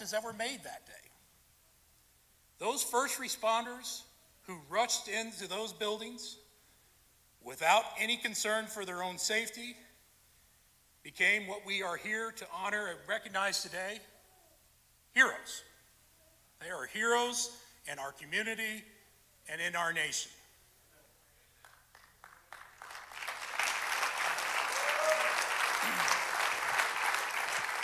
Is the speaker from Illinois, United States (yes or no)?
yes; Vandalia, Illinois, United States; I am from Vandalia, was raised there, went to school there